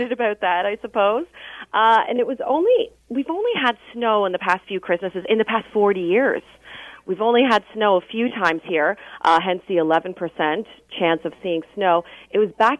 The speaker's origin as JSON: {"language": "English", "region": "Ontario", "country": "Canada", "moved": "yes", "lives_now": "Vancouver, Canada", "said": "I am admittedly from Ontario"}